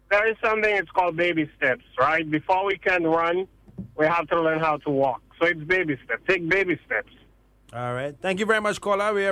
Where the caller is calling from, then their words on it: Seattle, Washington, United States; Hi. Good afternoon. I'm calling from Seattle, Washington.